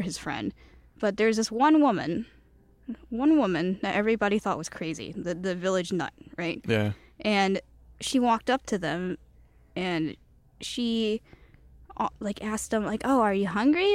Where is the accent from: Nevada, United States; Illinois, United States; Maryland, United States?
Illinois, United States; Chicago; first language Cantonese; English is a second language; I was born in Chicago